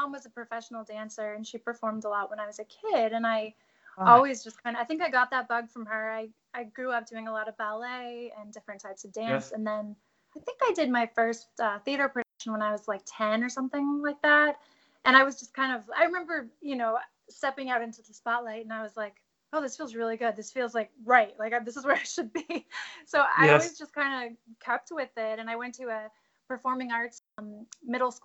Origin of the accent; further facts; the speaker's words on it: Tempe, Arizona, United States; moved away as an adult; now in Los Angeles, United States; I actually grew up in Arizona.